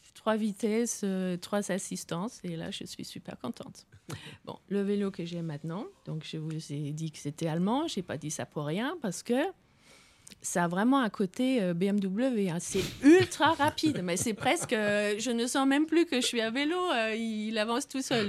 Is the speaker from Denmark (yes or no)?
yes; west coast on the North Sea, West Jutland, Denmark; là d'où je viens, c'est vraiment c'est la côte ouest balayée par les vents de la mer du Nord